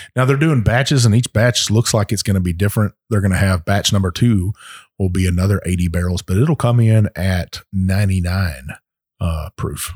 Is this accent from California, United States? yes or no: no; Texas, United States; my home state of Texas